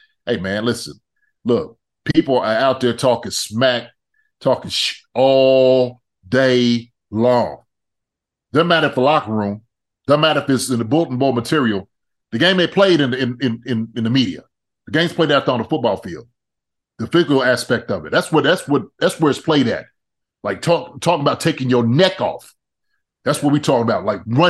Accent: Philadelphia, Pennsylvania, United States; now in Kansas City, United States; Hey man, look, I came from Philly. It was I'm telling you, it was when I came out to Kansas City, man.

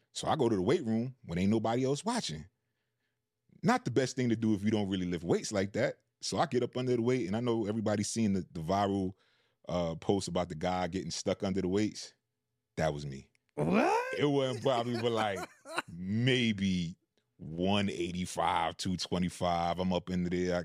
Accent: New York City, New York, United States; moved away; also born or lived in Decatur; growing up in Queens

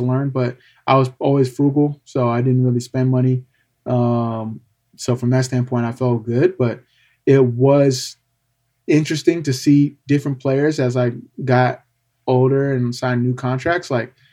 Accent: California, United States; growing up in California

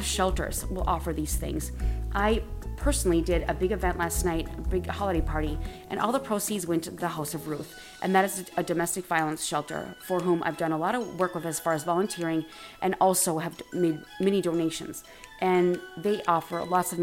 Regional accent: Wisconsin, United States; now in Los Angeles, United States; I'm originally from Wisconsin

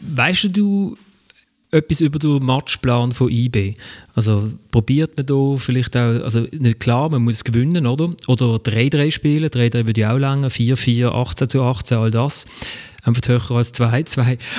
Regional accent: Switzerland; wir als Schweizer

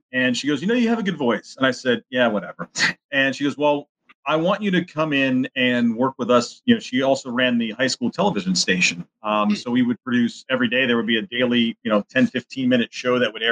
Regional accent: Mahoning Valley, Ohio, United States; moved away as an adult; now in Erie, United States; I was in the Mahoning Valley Scrappers, moved into my hometown back in 1999

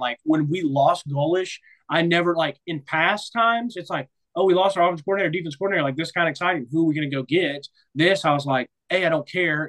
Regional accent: Nashville, Tennessee, United States; moved away; It'd be cool to be back in Nashville, my hometown

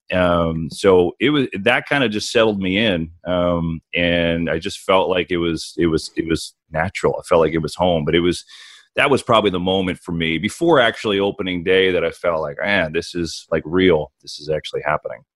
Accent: New Jersey, United States; moved away; I grew up in New Jersey, uh, the shadow New York City

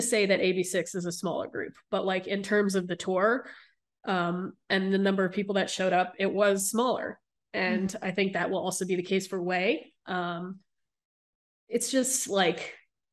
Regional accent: East Coast, United States; I'm from the East Coast

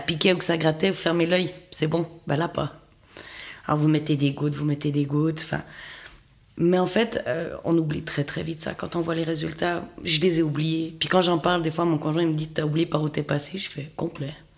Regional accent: Fribourg, Switzerland; je viens du canton de Fribourg

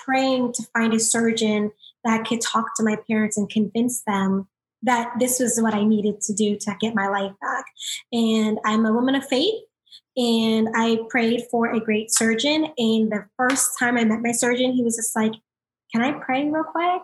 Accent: South Florida, United States; I'm from South Florida

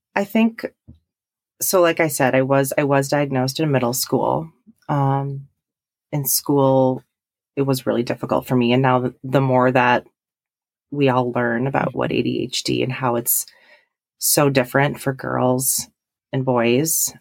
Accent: Milwaukee, Wisconsin, United States; moved away as an adult; now in Stevens Point, United States; I'm originally from the Milwaukee area

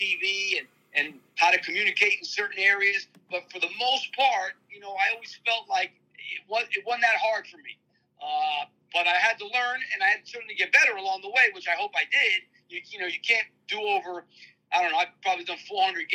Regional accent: near Manhattan, New York, United States; I grew up right near Manhattan

